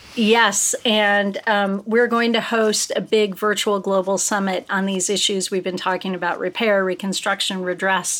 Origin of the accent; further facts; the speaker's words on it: United States; I'm an American